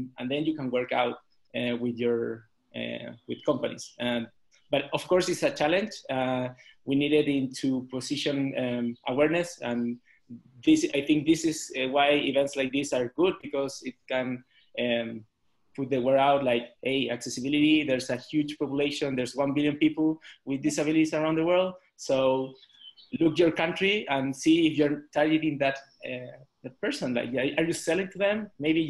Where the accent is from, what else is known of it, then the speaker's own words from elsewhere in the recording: Chile; now in Mexico City, Mexico; I'm from Chile